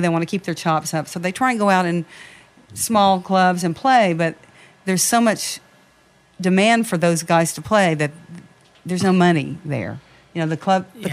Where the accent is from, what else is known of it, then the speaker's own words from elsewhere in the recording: Nashville, Tennessee, United States; now in Las Vegas, United States; I'm from Nashville, grew up in Nashville